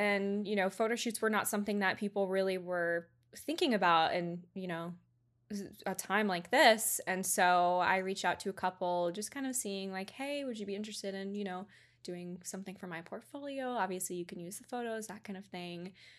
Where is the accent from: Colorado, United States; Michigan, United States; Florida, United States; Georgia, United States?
Georgia, United States; moved away as an adult; now in Orlando, United States; I'm originally from Georgia, um, hometown was very, very small.